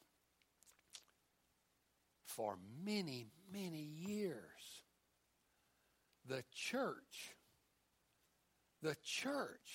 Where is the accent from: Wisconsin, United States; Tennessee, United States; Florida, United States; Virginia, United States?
Tennessee, United States; West; part of the country where I grew up in West Tennessee, back in the 50s and 60s